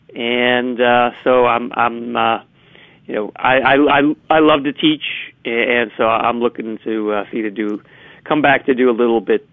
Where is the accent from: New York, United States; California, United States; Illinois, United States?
Illinois, United States; Chicago; I'm from the Southwest side of Chicago